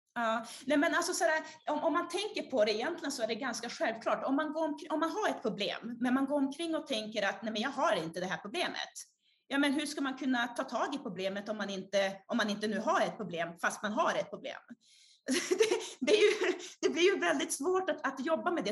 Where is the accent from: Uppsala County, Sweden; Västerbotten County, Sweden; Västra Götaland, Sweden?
Västerbotten County, Sweden; Umeå; born or raised there; also born or lived in Brazil